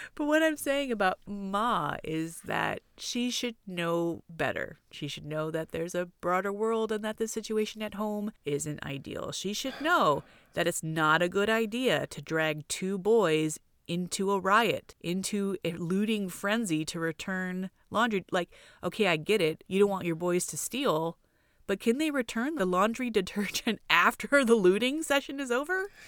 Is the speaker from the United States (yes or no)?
yes; Torrance, California, United States; also born or lived in Hawthorne; Torrance, where we grew up